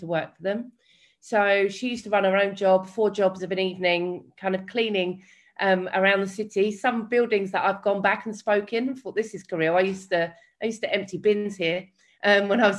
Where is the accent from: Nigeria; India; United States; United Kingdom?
United Kingdom; London; my story, where does it begin? It begins in East London